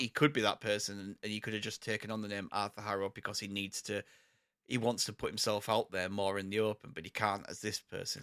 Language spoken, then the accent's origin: English; United Kingdom; There's a lot of isms that come from our country